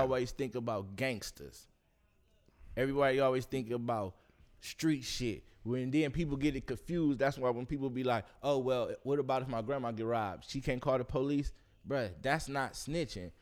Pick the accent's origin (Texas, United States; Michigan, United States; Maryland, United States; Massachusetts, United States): Michigan, United States; Detroit; I'm from Detroit